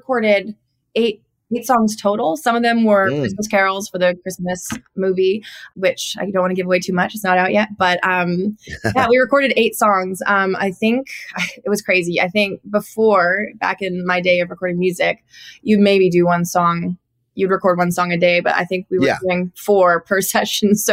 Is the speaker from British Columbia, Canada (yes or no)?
yes; Cloverdale, British Columbia, Canada; moved away as an adult; also born or lived in Nashville; now in Los Angeles, United States; I grew up in Cloverdale, which is a rodeo town in BC